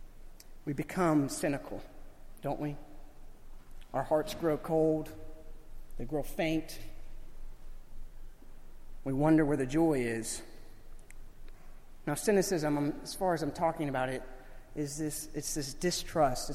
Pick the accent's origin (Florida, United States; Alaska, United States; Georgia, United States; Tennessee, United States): Florida, United States; Growing up in Florida